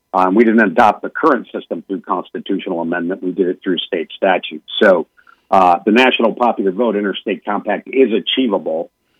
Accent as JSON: {"language": "English", "region": "Minnesota", "country": "United States", "tie": "born or raised there", "said": "My home state of Minnesota has it."}